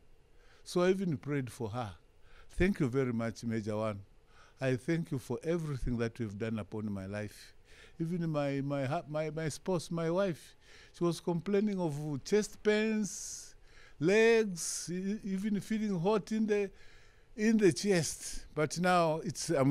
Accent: Chingola, Copperbelt Province, Zambia; I'm from Zambia.

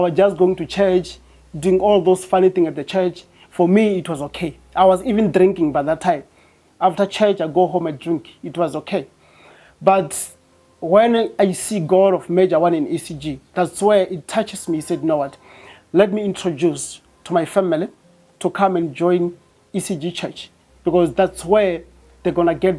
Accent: Venda, Limpopo, South Africa; moved away as an adult; now in Pretoria, South Africa; I'm from Venda, but I'm residing in Pretoria

